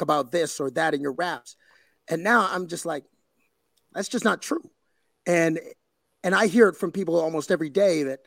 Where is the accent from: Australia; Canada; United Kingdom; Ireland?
Canada; Sarnia, Ontario; also born or lived in Cape Breton, Nova Scotia; now in Toronto, Canada; I grew up in Sarnia, Ontario, which is on the border to Michigan